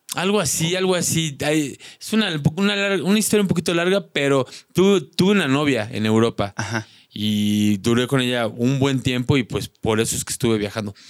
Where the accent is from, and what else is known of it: Mexico; moved away; also born or lived in Slovakia